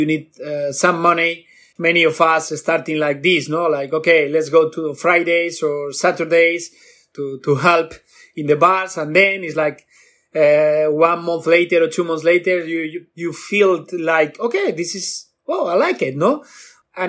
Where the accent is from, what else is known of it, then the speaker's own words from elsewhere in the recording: Bilbao, Basque Country, Spain; I'm from Bilbao, Basque Country, the north of Spain.